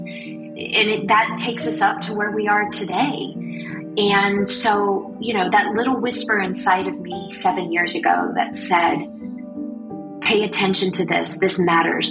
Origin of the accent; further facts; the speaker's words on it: Blackshear, Georgia, United States; moved away; I'm in Blackshear with my family